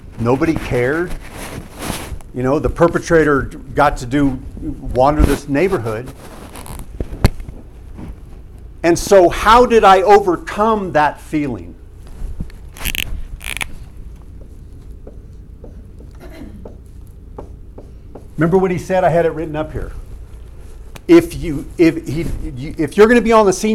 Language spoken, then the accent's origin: English; San Marcos, California, United States; also born or lived in Carlsbad, California; the neighborhood where we moved from Los Robles, 205 Encinitas Road, San Marcos, California. It was that summer, so I was not yet 5 years old